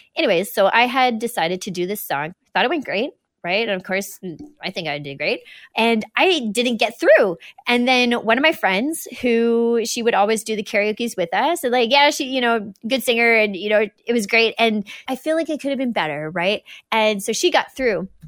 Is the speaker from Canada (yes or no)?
yes; New Brunswick, Canada; also born or lived in Alberta / British Columbia; we were out there till I was about halfway through kindergarten